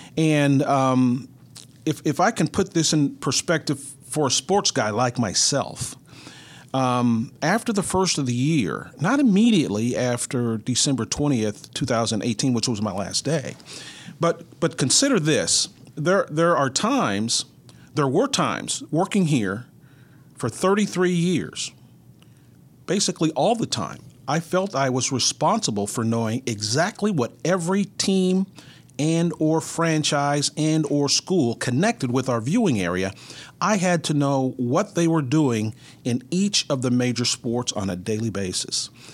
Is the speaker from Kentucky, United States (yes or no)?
no; Mineral Wells, Texas, United States; moved away as an adult; now in Kansas City, United States; I grew up in Mineral Wells, Texas, which is about 90 minutes from the, I'm in north central Texas